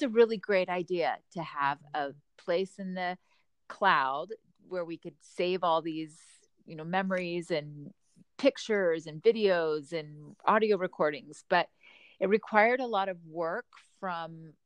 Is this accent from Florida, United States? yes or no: yes; Orlando, Florida, United States; now in Utah, United States; I grew up in Orlando, Florida